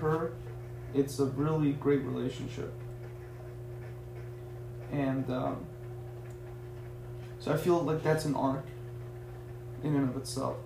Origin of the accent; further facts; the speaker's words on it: United States; also born or lived in Tehran, Iran; I was reborn in America, right? I was raised in America